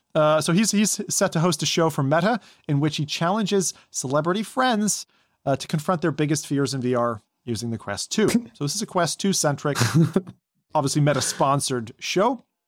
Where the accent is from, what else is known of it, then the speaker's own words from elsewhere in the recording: Toronto, Ontario, Canada; in my hometown